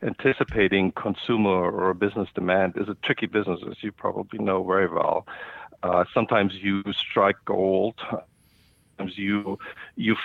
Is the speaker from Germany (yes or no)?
yes; Germany; moved away as an adult; also born or lived in India / Singapore; now in United States; I grew up in Germany and started my first business there in middle school